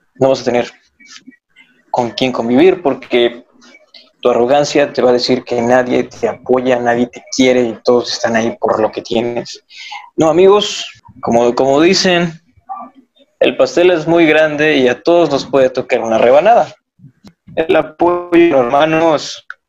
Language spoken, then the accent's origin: Spanish; Acapulco, Guerrero, Mexico; Soy del puerto de Acapulco